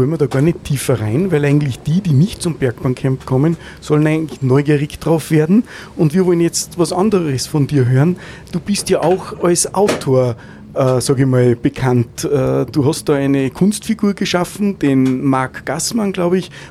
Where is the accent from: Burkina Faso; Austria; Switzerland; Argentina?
Austria; wie werden natürlich jetzt mich als Österreicher, interessieren, die Österreicher